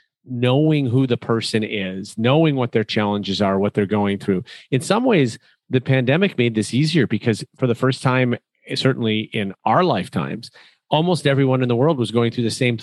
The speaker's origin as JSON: {"language": "English", "town": "Chicago", "region": "Illinois", "country": "United States", "said": "When I said I was from Chicago, the first two words out of a local's mouth were Michael and Jordan."}